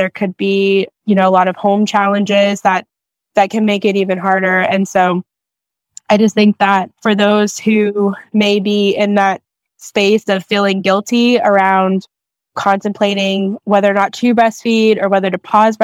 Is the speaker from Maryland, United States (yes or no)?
yes; Maryland, United States; I'm from Maryland